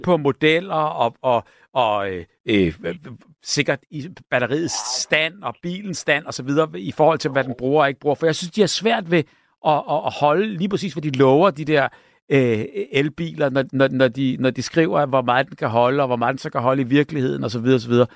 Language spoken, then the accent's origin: Danish; Denmark; som danskere